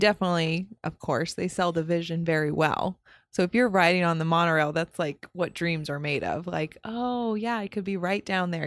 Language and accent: English; Daytona Beach, Florida, United States; I'm born and raised in the Daytona Beach area